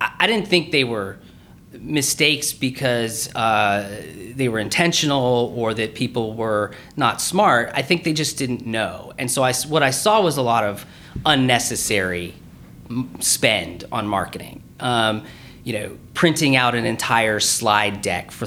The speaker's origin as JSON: {"language": "English", "town": "Lancaster", "region": "California", "country": "United States", "tie": "born or raised there", "also_born_or_lived": "Pensacola, Florida / Eglin Air Force Base, Florida", "moved": "as an adult", "said": "I was born in Pensacola, Florida, but moved to Southern California when I was about a year old, and grew up in a place called Lancaster, California"}